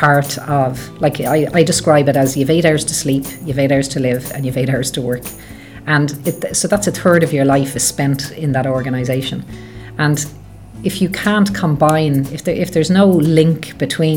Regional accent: Dublin, Leinster, Ireland; moved away as an adult; also born or lived in London / Midlands, England; I grew up in Beaumont in Dublin

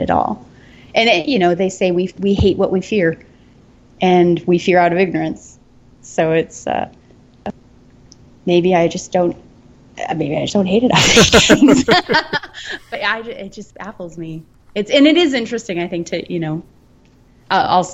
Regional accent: Colorado, United States; moved away; I grew up in Colorado

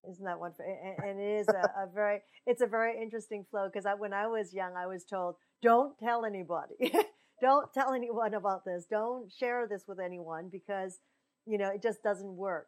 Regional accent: Pacific Northwest, United States; that's where I was raised as well

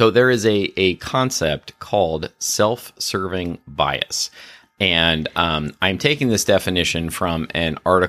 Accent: Pennsylvania, United States; also born or lived in New Jersey / California; I sometimes say that I'm from New Jersey, but I mostly say I'm from Pennsylvania. But I lived in New Jersey during my formative years, but I've lived in California more than anywhere else.

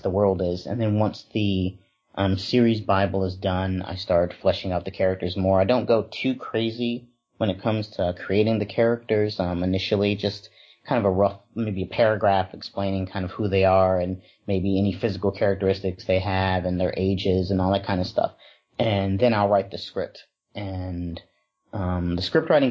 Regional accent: Wisconsin, United States; now in Los Angeles, United States; growing up in Wisconsin, it was primarily black, white, and Puerto Rican. So it wasn't actually until I moved out to Los Angeles

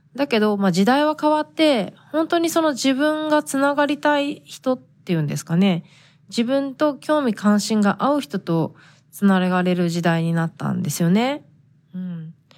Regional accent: Japan; first language Japanese; moved away as an adult; now in United States; 日本人として仕事を探すってなった時

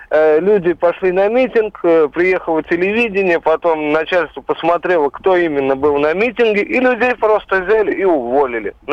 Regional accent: Saratov, Saratov Oblast, Russia; Я из Саратова.

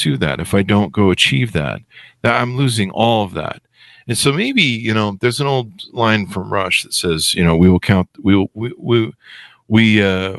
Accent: Los Angeles, California, United States; growing up in Hollywood

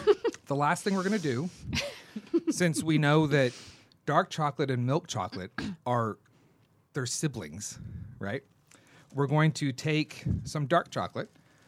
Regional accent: Southern California, United States; I'm from Southern California.

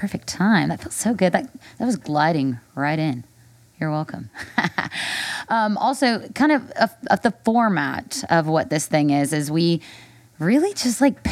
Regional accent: Nashville, Tennessee, United States; I'm a native of Nashville

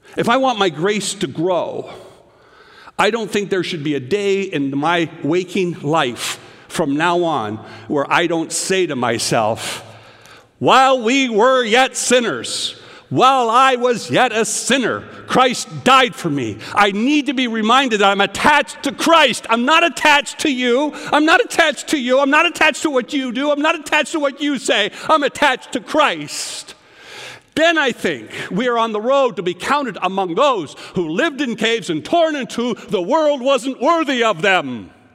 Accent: Canada; now in United States; I remember as a little boy growing up in Canada

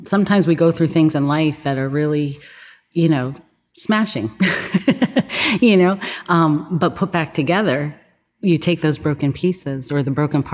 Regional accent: Toms River, New Jersey, United States; accent: New Jersey; moved away as an adult; also born or lived in Pittsburgh, Pennsylvania; now in Aliquippa, United States; I'm originally from the Jersey Shore

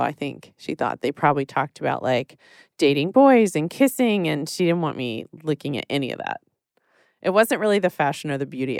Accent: Texas, United States; I grew up in Texas

